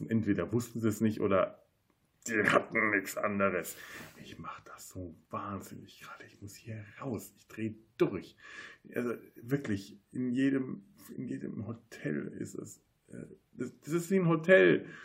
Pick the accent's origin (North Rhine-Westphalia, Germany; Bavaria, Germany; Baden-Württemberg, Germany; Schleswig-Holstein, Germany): Bavaria, Germany; now in Cologne, Germany; Da bin ich als Franke auch einfach sehr verwöhnt. Das ist das Erste, was ich in Köln feststellen